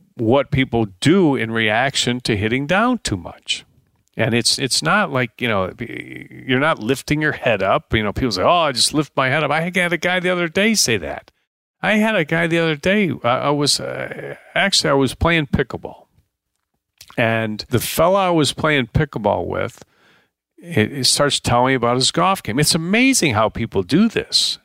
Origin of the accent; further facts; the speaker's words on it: Deerfield, Illinois, United States; moved away; also born or lived in Paradise Valley, Arizona; I grew up in Deerfield, Illinois